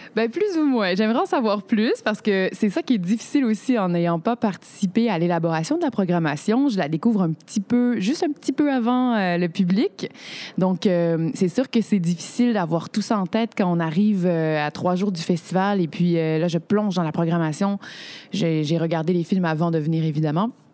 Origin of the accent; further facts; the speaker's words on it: Quebec, Canada; En tant que Québécoise